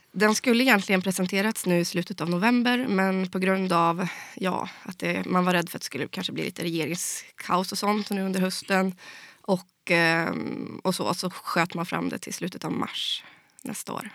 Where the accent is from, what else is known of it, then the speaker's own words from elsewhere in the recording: Skaraborg, Västra Götaland, Sweden; jag var en av riksdagskandidaterna från, från Skaraborg då, där jag kommer ifrån